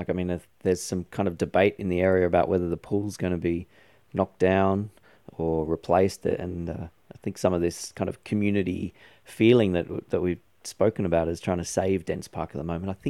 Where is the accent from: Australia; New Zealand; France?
Australia; Sydney, New South Wales; I grew up in Epping